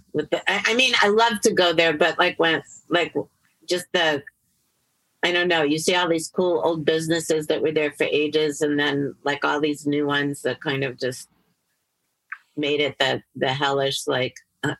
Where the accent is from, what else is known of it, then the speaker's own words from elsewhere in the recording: New York, United States; born there; now in Los Angeles, United States; No, I was born in New York.